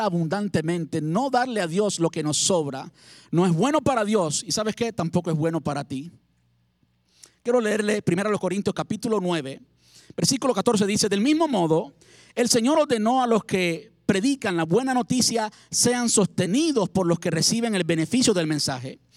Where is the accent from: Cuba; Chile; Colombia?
Cuba; moved away as an adult; also born or lived in Havana, Cuba; en mi país. Y mi papá y mi mamá me traían del campo cosas, alimentos del campo para comer. Yo vivía en la capital, en La Habana